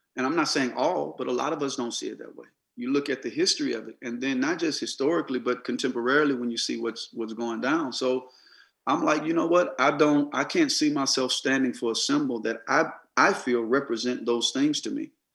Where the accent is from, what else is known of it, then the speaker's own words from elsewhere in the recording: Mississippi, United States; I grew up in Mississippi